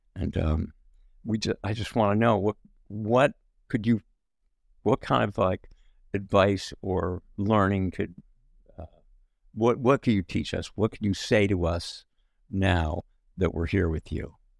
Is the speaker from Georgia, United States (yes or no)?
no; New Jersey, United States; we grew up in New Jersey